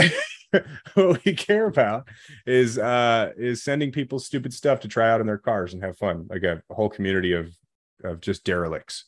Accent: Chicago suburbs, Illinois, United States; moved away; I grew up in the Chicago suburbs

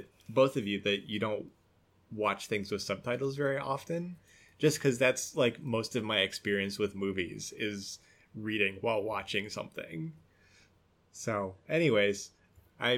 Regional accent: United States; accent: American; my American accent

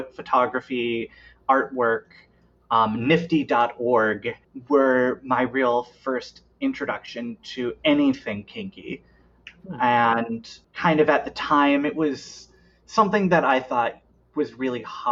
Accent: Iowa, United States; We have a bar in Des Moines, which is about 2 hours from my hometown and about 3.5 from where I live now

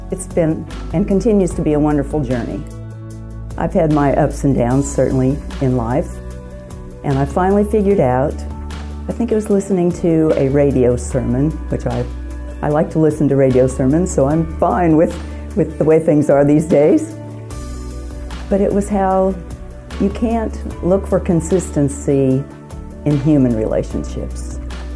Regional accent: Nebraska, United States; now in Springfield, United States; I grew up in the Presbyterian Church in a little town in Nebraska

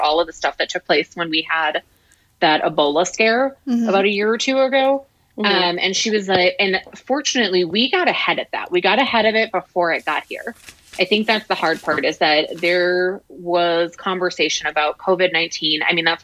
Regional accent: La Crosse, Wisconsin, United States; moved away; my hometown in La Crosse

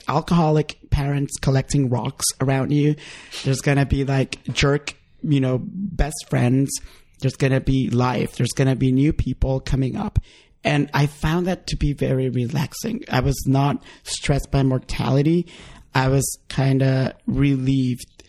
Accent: Honduras; moved away; when I visited my home country and I went to Honduras

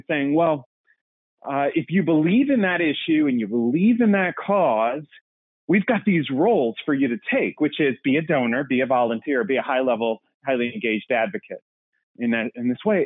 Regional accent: Aviston, Illinois, United States; moved away as an adult; I grew up in Southern Illinois, about an hour and a half southeast of St. Louis, town of 1,000. And in fact, actually, Aviston, Illinois is where it is

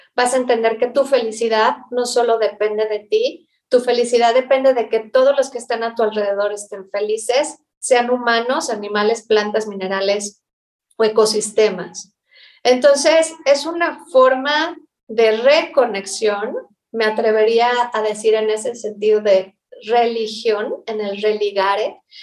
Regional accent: Mexico; como cualquier persona que ha nacido y crecido en México

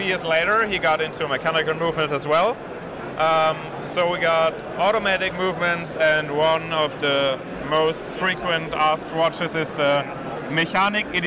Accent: Germany; I'm from Germany

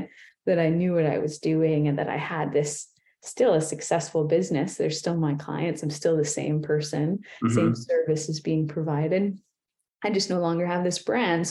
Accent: Ontario, Canada; moved away as an adult; now in Kamloops, Canada; I'm from Ontario

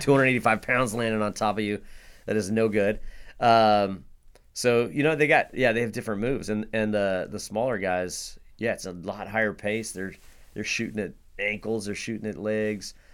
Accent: Hillsboro, Oregon, United States; I grew up in Hillsboro, Hillsboro, wrestled for Hill High

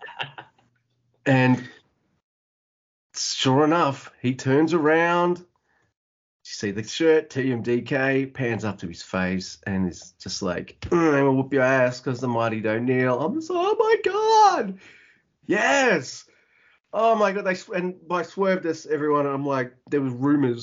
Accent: Australia; I'm unfortunately an Australian who isn't an expert on Australian wrestling. I'm 2 hours away from Melbourne

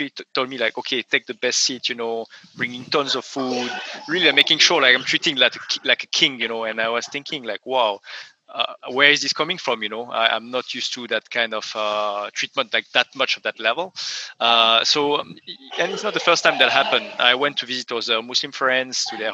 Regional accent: France; moved away; I come from France originally

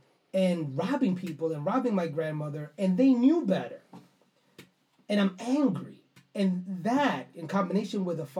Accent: New York City, New York, United States; I grew up on Crescent, 184th Street

